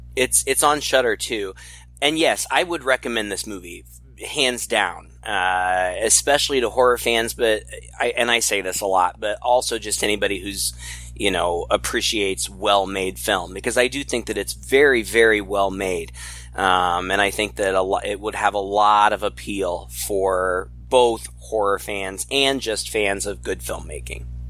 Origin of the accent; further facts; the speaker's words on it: United States; being an American and not very culturally savvy